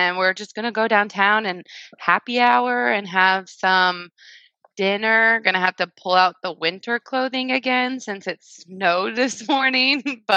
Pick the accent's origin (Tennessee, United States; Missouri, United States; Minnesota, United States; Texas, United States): Missouri, United States; Liberty; About 10 miles away from where we live now, in Liberty, Missouri